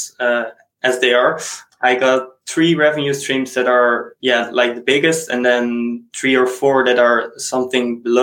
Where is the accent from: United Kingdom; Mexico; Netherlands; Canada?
Netherlands; first language Dutch; English is a second language; I'm from the Netherlands, so I'm a native Dutch speaker, and I also speak a little bit of German.